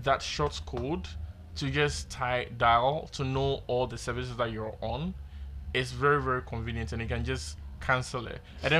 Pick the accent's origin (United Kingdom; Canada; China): Canada; I'm a Canadian.